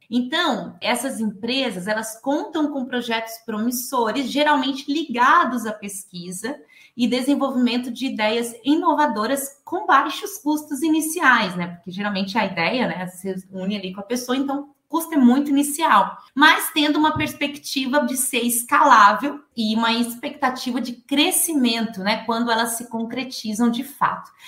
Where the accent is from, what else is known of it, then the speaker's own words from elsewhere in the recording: Rondonópolis, Mato Grosso, Brazil; now in Florianópolis, Brazil; Sou nascida lá em Rondonópolis, no Mato Grosso, mas resido já tem 10 anos aqui